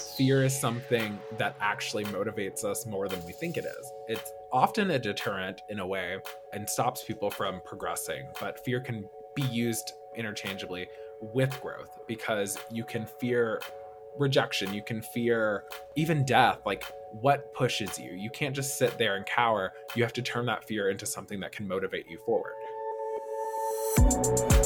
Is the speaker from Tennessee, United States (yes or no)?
yes; Nashville, Tennessee, United States; moved away as an adult; also born or lived in Kentucky; now in Los Angeles, United States; I was born and raised in Nashville, Tennessee, uh, growing up in South Nashville, uh, we call it Antioch